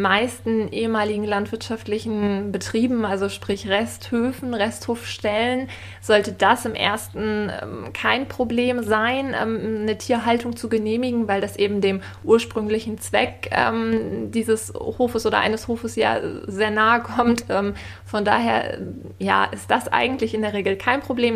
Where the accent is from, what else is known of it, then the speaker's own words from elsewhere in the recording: Lüneburg, Lower Saxony, Germany; moved away as an adult; also born or lived in Berlin; Ich bin 28 Jahre alt und ähm, ja, komme ursprünglich aus Lüneburg und bin dann ähm, ja irgendwann berufsbedingt eigentlich nach Berlin gezogen